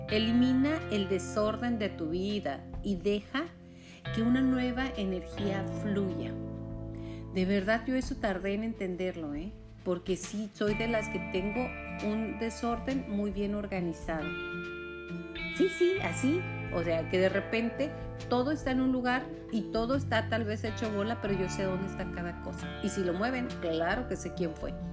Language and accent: Spanish; Mexico; Y dirás, bueno, yo soy mexicana, ¿eso qué?